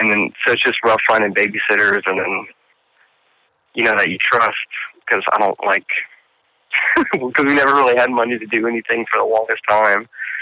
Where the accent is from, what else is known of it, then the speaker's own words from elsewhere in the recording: Lafayette, Louisiana, United States; also born or lived in Montana; I've lived in Louisiana since I was three